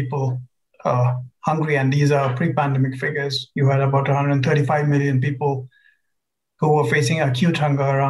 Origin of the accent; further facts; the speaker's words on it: Bihar, India; I come from India and come from a very, very poor and backward state of Bihar in North India.